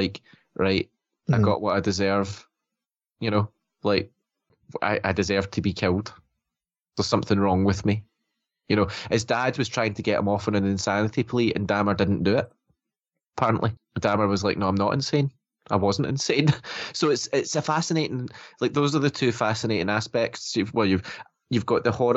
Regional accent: Scotland, United Kingdom; obviously we're Scottish, right? So we live in a different country

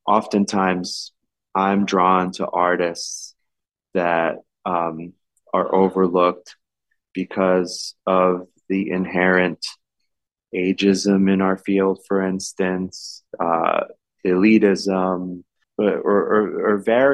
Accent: New York City, New York, United States; I was born and raised in New York City, my family came to New York from Ecuador, from farms in Ecuador in the late 60s, but I was born and raised in the Lower East Side

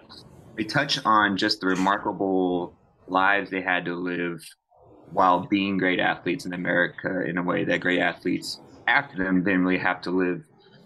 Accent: San Francisco, California, United States; moved away; I'm from the Bay Area, San Francisco. I'm very lucky to come from a great city and to be back in a great city.

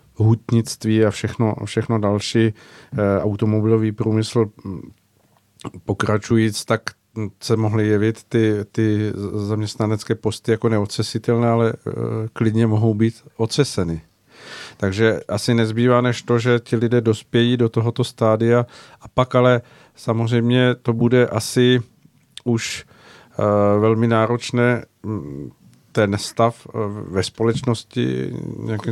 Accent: Czechia; my jako Češi jsme někdy nebyli

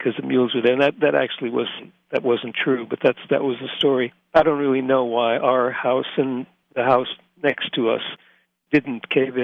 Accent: Scranton, Pennsylvania, United States; moved away as an adult; also born or lived in Princeton / London / Boston; now in Sweden; I grew up in Scranton, and Scranton is still my home

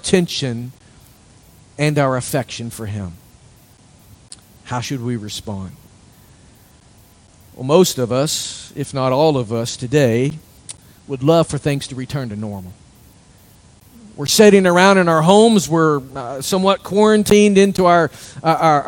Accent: United States; There's not much life in us as American Christians anymore.

